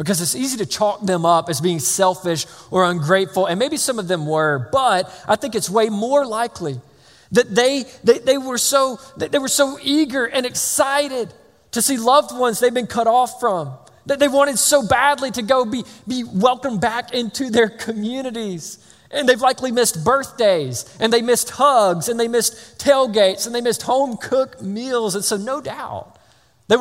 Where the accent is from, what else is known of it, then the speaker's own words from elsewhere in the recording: Georgia, United States; I'm from Georgia